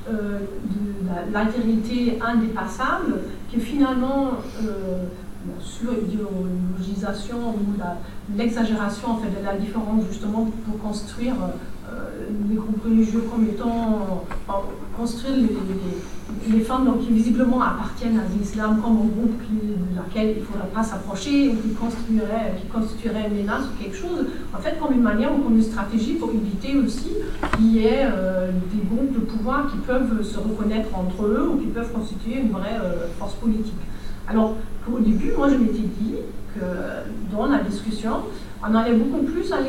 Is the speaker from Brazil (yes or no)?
yes; Brazil; moved away as an adult; now in France; du contexte du Brésil, là d'où je viens, enfin, je suis arrivée il n'y a pas très très longtemps